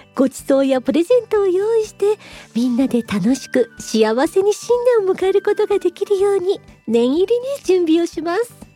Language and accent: Japanese; Japan; now in Moscow, Russia; 私日本人の